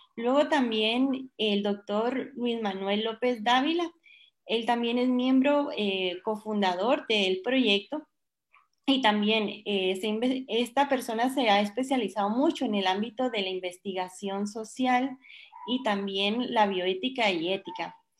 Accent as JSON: {"language": "Spanish", "country": "Guatemala", "said": "yo soy chapina, yo soy chapina"}